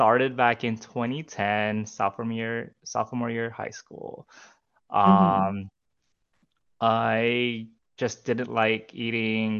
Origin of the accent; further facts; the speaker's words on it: Guam; moved away as an adult; now in Austin, United States; I'm originally from an island called Guam. So I'm Filipino, born and raised there